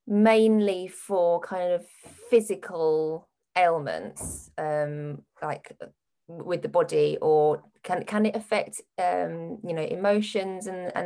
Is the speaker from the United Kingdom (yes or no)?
yes; West Wickham, London, United Kingdom; I grew up in West Wickham.